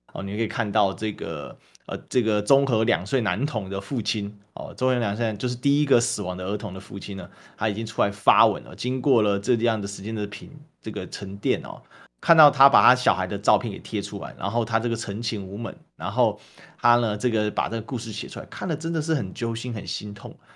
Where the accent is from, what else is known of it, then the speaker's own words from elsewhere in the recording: Taiwan; 我们台湾人